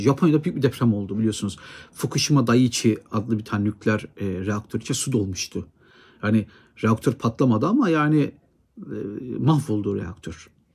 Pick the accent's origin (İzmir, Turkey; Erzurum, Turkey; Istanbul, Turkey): Erzurum, Turkey; benim memleketim Erzurum'da